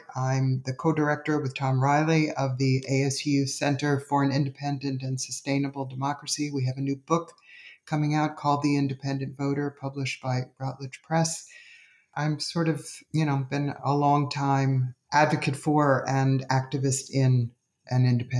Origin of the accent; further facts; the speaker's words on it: New York City, New York, United States; I grew up in New York City in a very active political family